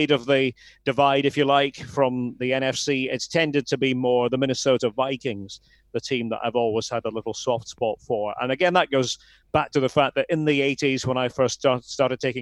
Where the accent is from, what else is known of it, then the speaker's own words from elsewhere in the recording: Aberdeen, Scotland, United Kingdom; I was obviously living in Aberdeen, born and brought up in Aberdeen.